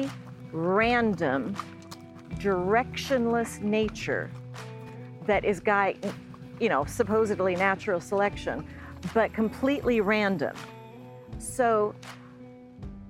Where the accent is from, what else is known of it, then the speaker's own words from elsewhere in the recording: California, United States; I grew up in California